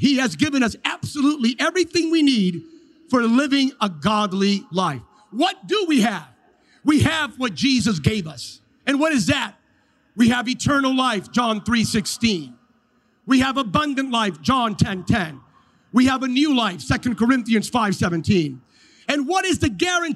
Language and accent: English; California, United States; I come from California